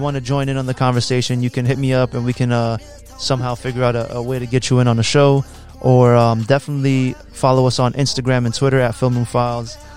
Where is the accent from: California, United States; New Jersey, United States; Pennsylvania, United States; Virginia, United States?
Virginia, United States; Woodbridge; also born or lived in New York; I'm more from Woodbridge 'cause I've been my whole life in fucking Woodbridge